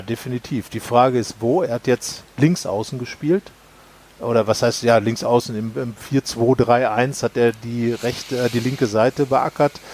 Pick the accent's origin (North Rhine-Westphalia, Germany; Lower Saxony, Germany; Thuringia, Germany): North Rhine-Westphalia, Germany; Sauerland; moved away; nahe meiner Heimat, nahe des Sauerlandes